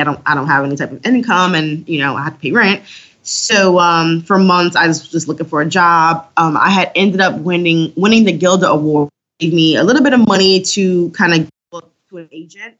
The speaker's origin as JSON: {"language": "English", "town": "Detroit", "region": "Michigan", "country": "United States", "tie": "born or raised there", "said": "growing up in Detroit"}